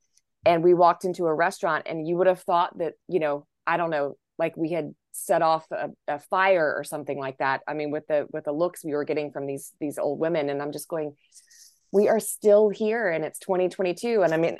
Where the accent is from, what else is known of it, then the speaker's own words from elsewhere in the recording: North Carolina, United States; I'm from North Carolina